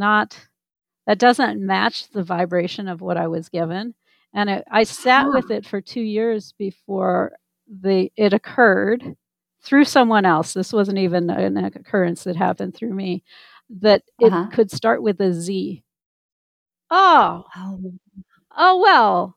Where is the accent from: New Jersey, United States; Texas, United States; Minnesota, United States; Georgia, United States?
Minnesota, United States; I grew up in Minnesota